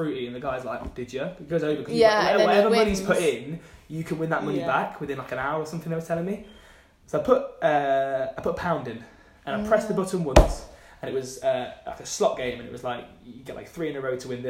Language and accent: English; Leicester, East Midlands, United Kingdom; accent: Midlands; I'm from Leicester.